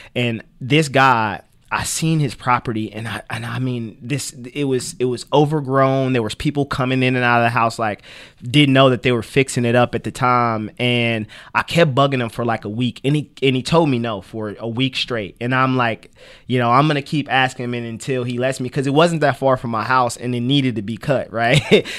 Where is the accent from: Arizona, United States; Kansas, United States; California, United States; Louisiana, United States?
Kansas, United States; Kansas City; moved away as an adult; now in Topeka, United States; I was born in Kansas City, Kansas